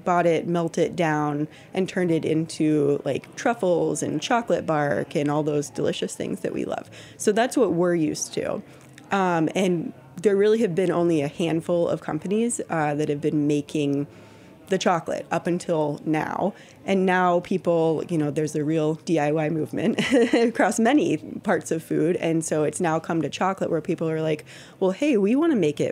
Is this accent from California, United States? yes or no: no; Texas, United States; moved away as an adult; also born or lived in Austin; I'm from Texas